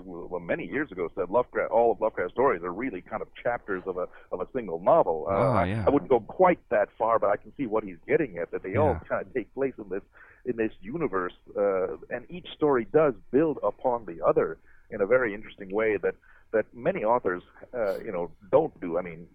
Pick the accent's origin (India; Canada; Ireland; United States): India; I'm from India. I was born there. But Americans always have a little trouble with foreign names.